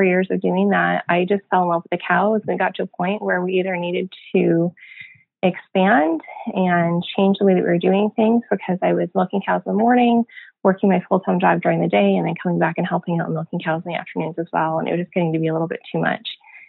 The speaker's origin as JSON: {"language": "English", "country": "Canada", "tie": "born or raised there", "also_born_or_lived": "United States", "moved": "as an adult", "said": "we decided to move back to Canada"}